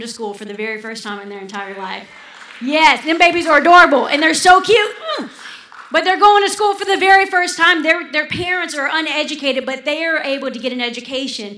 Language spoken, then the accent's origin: English; Louisiana, United States; also born or lived in Kenya; we're Louisianans. We're Cajuns